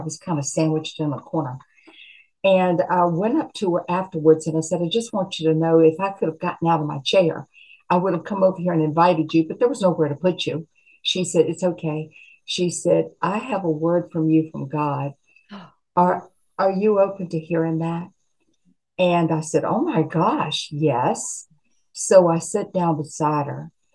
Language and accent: English; Appalachia, United States; I'm a mountain, I'm an Appalachian girl.